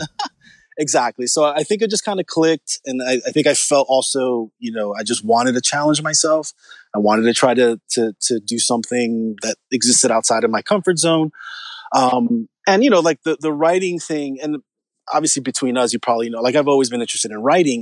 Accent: New York City, New York, United States; I'm from New York. I'm New Rican. I'm from Spanish Harlem

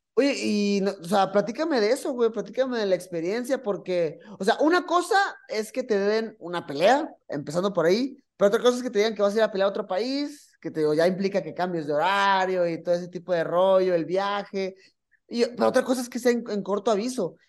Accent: Mexico

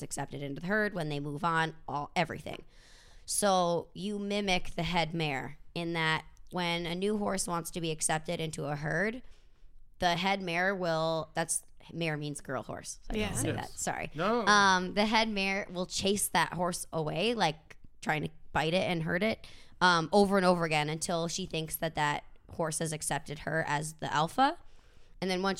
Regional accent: Minnesota, United States; moved away; I'm from Minnesota

